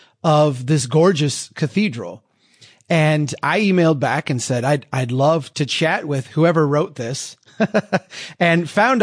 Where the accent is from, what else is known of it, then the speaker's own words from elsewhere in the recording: Minnesota, United States; I'm from Minnesota.